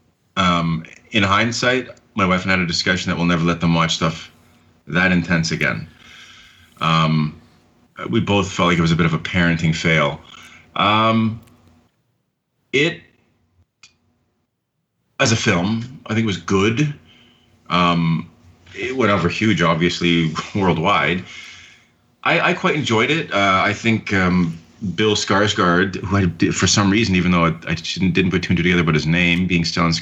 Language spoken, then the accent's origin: English; Port Hope, Ontario, Canada; now in Oshawa, Canada; my hometown, Port Hope, where I spent my youth